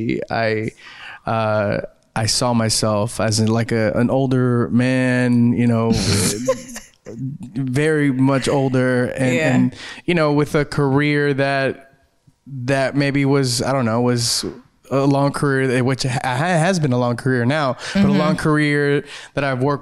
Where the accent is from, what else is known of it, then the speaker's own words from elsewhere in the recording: South Gate, California, United States; my hometown of Southgate